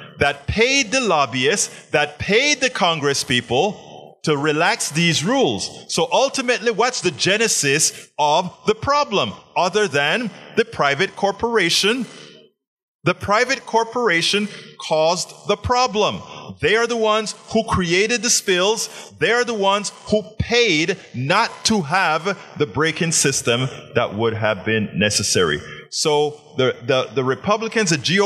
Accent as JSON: {"language": "English", "country": "Panama", "said": "I'm from Panama."}